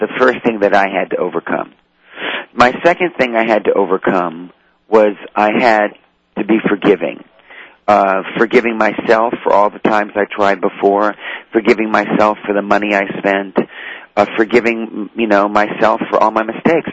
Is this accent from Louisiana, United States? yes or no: yes; New Orleans, Louisiana, United States; I was raised in the French Quarter in New Orleans